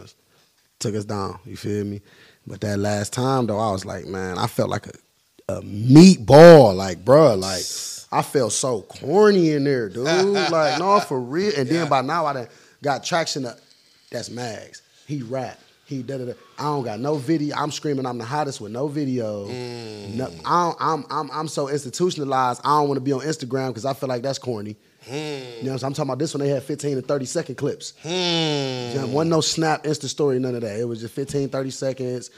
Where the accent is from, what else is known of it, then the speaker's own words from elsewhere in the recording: Cleveland, Ohio, United States; I'm from Cleveland, Ohio.